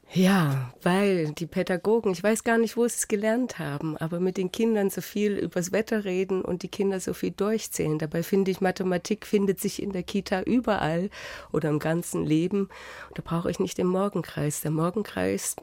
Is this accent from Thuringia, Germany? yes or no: yes; Jena, Thuringia, Germany; moved away as an adult; now in Augsburg, Germany; wenn ich sagen würde Heimatstadt, dann wäre es Jena